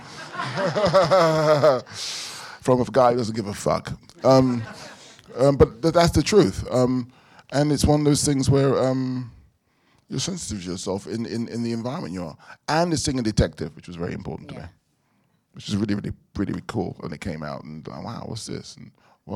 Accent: London, United Kingdom; a black child growing up in London

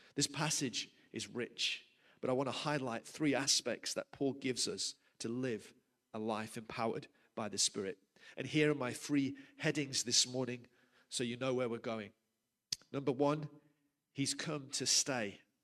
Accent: United Kingdom; moved away as an adult; now in South Africa; I'm from the UK originally.

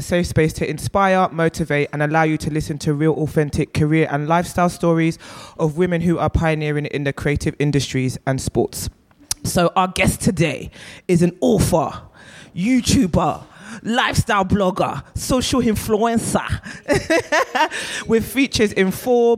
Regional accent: London, United Kingdom; I'm also a South London girl for life. I grew up in Clapham, Brixton. I'm still living in South East London.

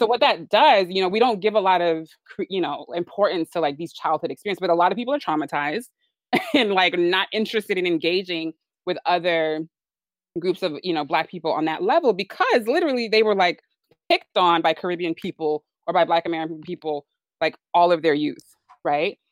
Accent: Nigeria; I'm Nigerian

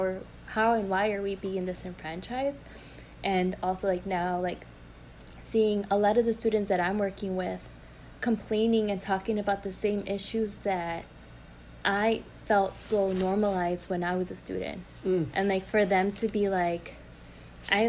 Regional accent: Chicago, Illinois, United States; I grew up in Brighton Park

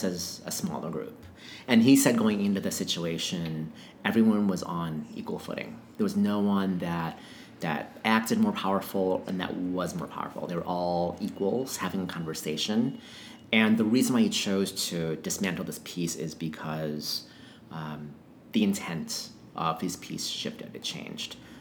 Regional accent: Minnesota, United States; now in Seattle, United States; growing up in Minnesota

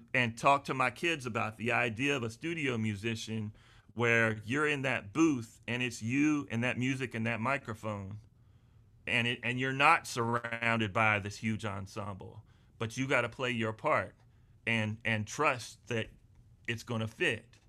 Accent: Charlotte, North Carolina, United States; also born or lived in Wilmington, North Carolina / Burgaw, North Carolina; I was born and raised in the Charlotte area

